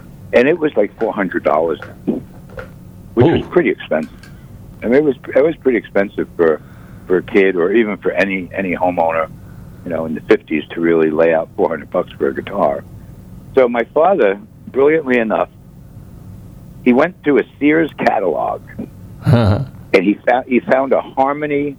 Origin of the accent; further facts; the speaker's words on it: Elmont, New York, United States; also born or lived in Brooklyn, New York; at 1 year old, I moved to a little town on the South Shore called Elmont on Long Island.